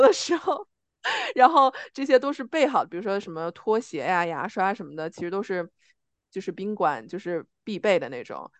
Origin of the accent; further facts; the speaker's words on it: China; moved away; 我是中国人，然后我有我的身份证